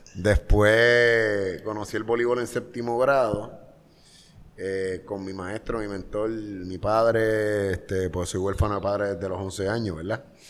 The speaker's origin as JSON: {"language": "Spanish", "town": "Carolina", "country": "Puerto Rico", "tie": "born or raised there", "said": "Yo soy orgulloso de Country Club, la cuarta extensión de Carolina, Puerto Rico"}